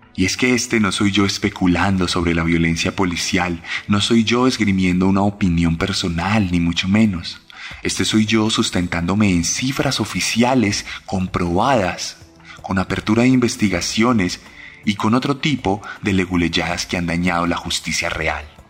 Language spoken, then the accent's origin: Spanish; Colombia